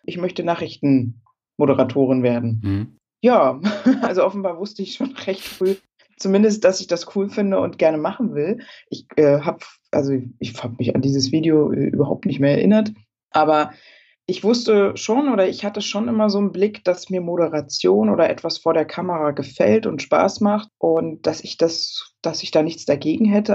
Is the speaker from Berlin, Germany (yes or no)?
yes; Berlin, Germany; Ich äh, komme ja aus Berlin und ähm, wohne da auch und äh, das ist meine Heimat.